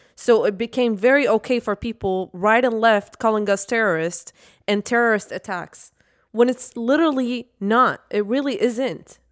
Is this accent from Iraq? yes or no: yes; Iraq; now in United States; two people who are from Iraq and we went through war